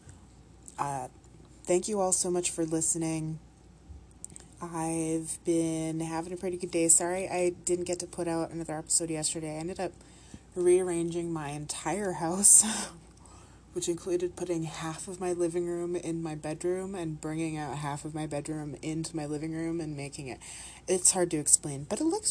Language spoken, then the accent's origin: English; Canada; the Minnesotan accent is basically what people think us Canadians sound like